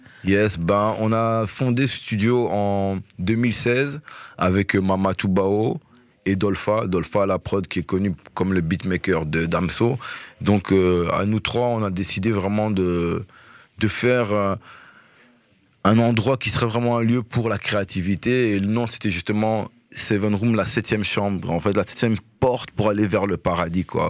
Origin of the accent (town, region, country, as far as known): Belgium